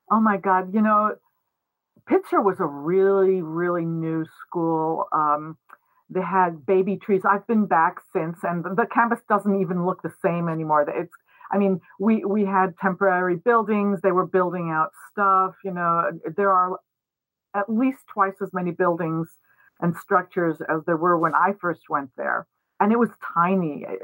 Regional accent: Mexico City, Mexico; also born or lived in New York, United States; I was born in New York. Uh, when I was three years old, my family moved to Mexico, where I grew up. I grew up in Mexico City, so I consider myself completely bilingual, bi- bicultural, all of those things. I am not technically Mexican

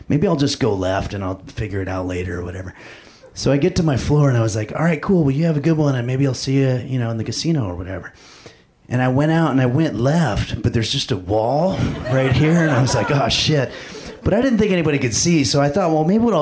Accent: Los Angeles, California, United States; I'm actually from Los Angeles

